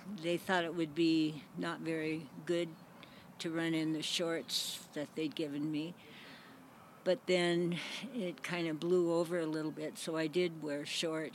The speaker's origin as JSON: {"language": "English", "area": "Camano Island", "region": "Washington", "country": "United States", "tie": "born or raised there", "said": "I was raised on Kamano Island, and we were a poor fishing family"}